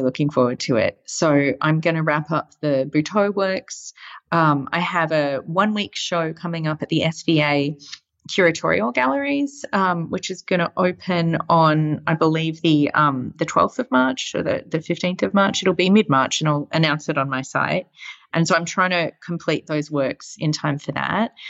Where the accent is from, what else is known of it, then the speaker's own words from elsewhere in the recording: Australia; moved away; especially as an Australian right now, seeing kind of my home country pretty much on fire